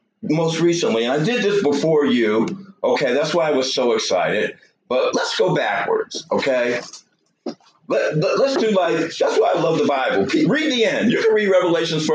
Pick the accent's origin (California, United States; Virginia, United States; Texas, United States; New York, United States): New York, United States; now in Georgia, United States; I'm a New Yorker